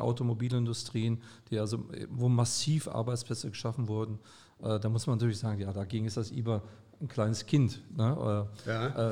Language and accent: German; Gelsenkirchen, North Rhine-Westphalia, Germany; moved away as an adult; also born or lived in Weimar; now in Kassel, Germany; Ich bin geboren in Schalke und dort aufgewachsen